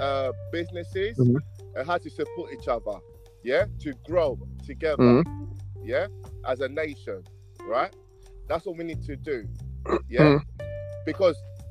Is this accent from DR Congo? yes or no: yes; DR Congo; now in United Kingdom; I'm from Congo, right? Just my country, right in the center of Africa, yeah? DRC